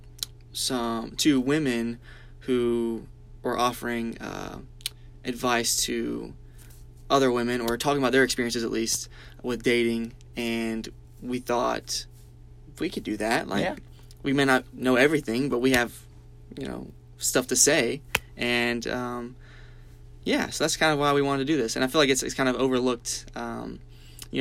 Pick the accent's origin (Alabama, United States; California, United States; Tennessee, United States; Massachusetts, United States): Alabama, United States; Birmingham; I grew up in Birmingham, Alabama